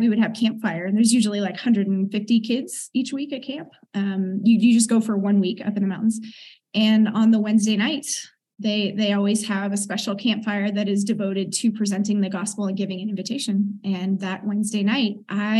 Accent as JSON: {"language": "English", "town": "Oakland", "region": "California", "country": "United States", "tie": "born or raised there", "also_born_or_lived": "South Africa", "moved": "as an adult", "said": "grew up in East Oakland, a predominantly black neighborhood"}